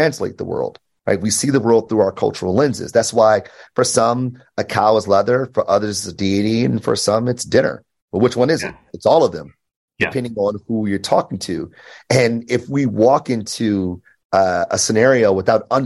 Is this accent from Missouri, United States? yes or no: no; Detroit, Michigan, United States; I grew up in Detroit, born and raised